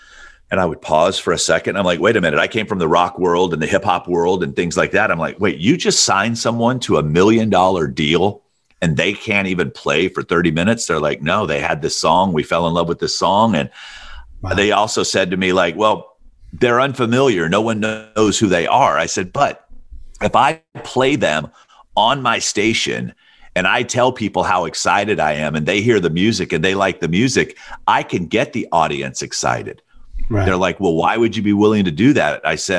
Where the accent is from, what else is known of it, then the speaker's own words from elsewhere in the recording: Alabama, United States; I thought to myself, I'm like, okay, I grew up in Alabama. I knew who … was.